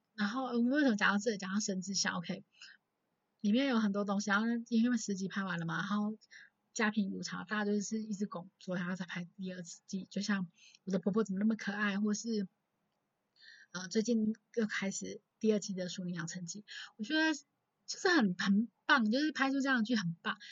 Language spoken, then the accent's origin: Chinese; Taichung, Taiwan; 我从小在大，台中长大，然后也没有所谓的爷爷奶奶，然后爸爸妈妈从小也很忙